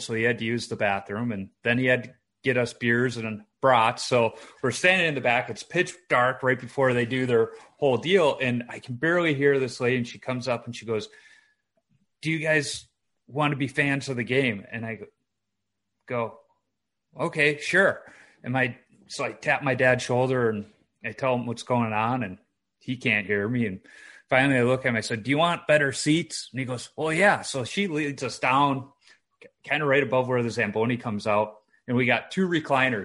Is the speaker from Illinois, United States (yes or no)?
yes; Chicago, Illinois, United States; Growing up in Chicago, I went to quite a few Chicago Wolves games.